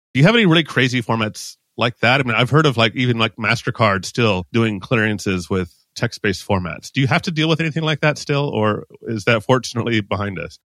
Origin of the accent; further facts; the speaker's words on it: United States; now in Mexico; an American living in Mexico